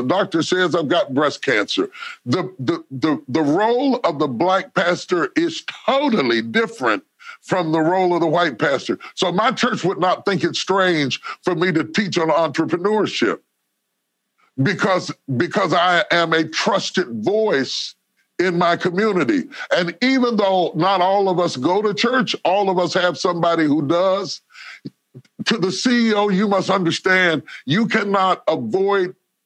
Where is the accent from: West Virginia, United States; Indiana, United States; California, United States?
West Virginia, United States; I grew up in West Virginia where almost everybody was white.